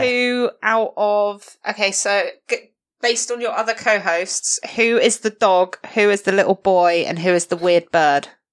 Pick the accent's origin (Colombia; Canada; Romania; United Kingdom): United Kingdom; Portsmouth, South East England; born or raised there; moved away